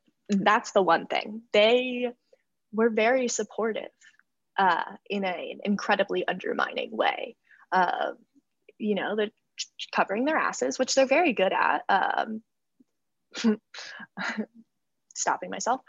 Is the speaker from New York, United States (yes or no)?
yes; New York, United States; I'm from New York State